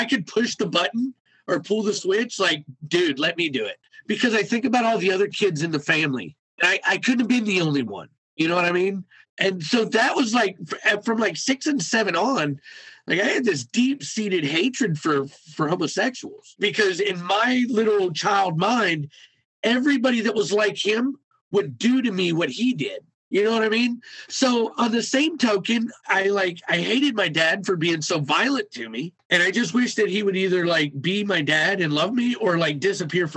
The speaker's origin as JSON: {"language": "English", "town": "Cleveland", "region": "Ohio", "country": "United States", "tie": "born or raised there", "said": "I grew up and I was born and raised in Cleveland, Ohio in 1983."}